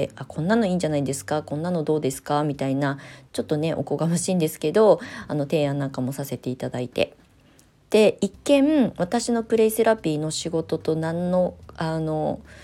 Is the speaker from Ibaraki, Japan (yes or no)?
yes; Kasama, Ibaraki, Japan; 私もね茨城県笠間市で育ってきたのに